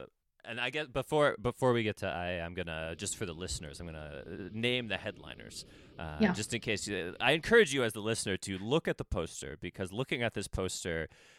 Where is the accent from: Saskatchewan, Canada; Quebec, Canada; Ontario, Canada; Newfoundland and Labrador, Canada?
Ontario, Canada; Ottawa; moved away as an adult; now in Montreal, Canada; I grew up in Ottawa